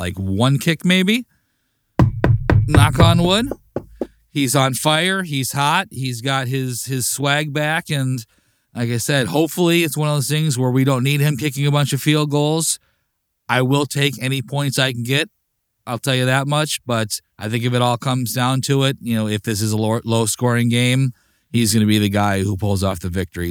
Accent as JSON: {"language": "English", "area": "Chicagoland area, north of Chicago", "region": "Illinois", "country": "United States", "tie": "born or raised there", "said": "I'm from the Chicagoland area, north, you know, north of Chicago. So all my neighbors and friends were, you know, all Bears fans growing up"}